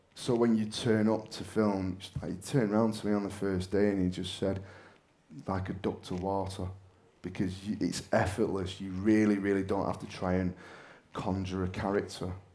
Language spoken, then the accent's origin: English; Manchester, North West England, United Kingdom; now in Bolton, United Kingdom; I'm from Manchester, but I live in Bolton